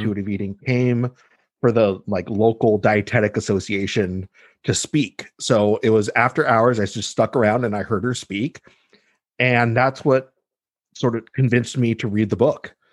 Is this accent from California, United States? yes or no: yes; Los Angeles, California, United States; also born or lived in Mexico / Boulder, Colorado; moved i, i, to L A when I was two and basically lived here ever since